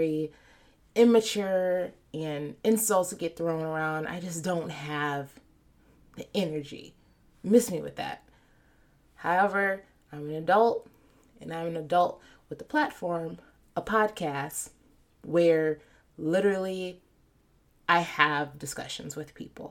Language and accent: English; United States; the country that I'm born in and reap the benefits of. I'm American